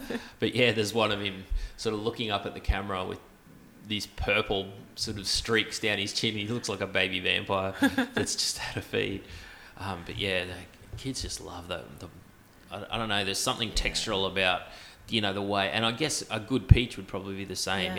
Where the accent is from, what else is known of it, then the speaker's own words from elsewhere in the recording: Gladstone, Queensland, Australia; because I came from Gladstone, which is not quite, but it is more tropical.